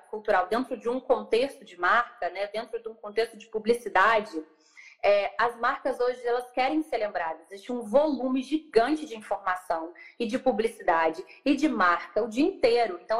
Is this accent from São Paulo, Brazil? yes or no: no; São Lourenço, Minas Gerais, Brazil; also born or lived in Juiz de Fora / Rio de Janeiro; eu sou de São Lourenço, eu sou do sul de Minas, eu sou do interior é, fiz faculdade primeiro, morei em Juiz de Fora, e depois fui para o Rio.